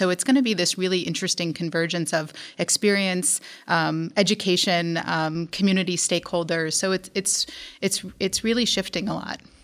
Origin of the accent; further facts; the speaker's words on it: New York, United States; moved away as an adult; also born or lived in New Orleans, Louisiana; I'm originally from New York